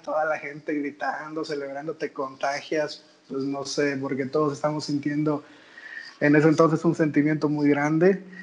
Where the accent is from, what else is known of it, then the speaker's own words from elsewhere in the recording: Rinconada, Veracruz, Mexico; also born or lived in Xalapa; soy de Rinconada, estudié en la universidad en el Tecnológico de Jalapa